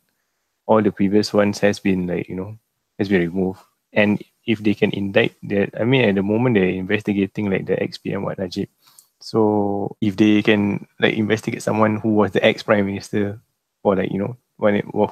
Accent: Singapore; we come from Singapore

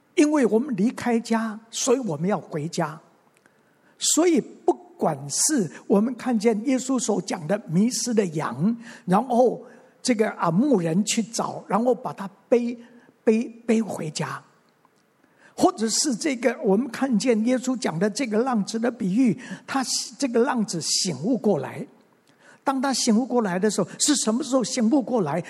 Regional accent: Mingjian Township, Nantou County, Taiwan; also born or lived in Xinwu, Taoyuan; 我生下来， 我是生在南投的民间乡的一个乡下

